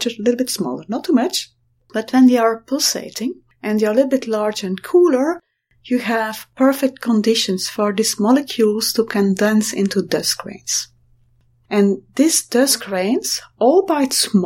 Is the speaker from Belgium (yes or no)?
yes; Belgium; I'm from Belgium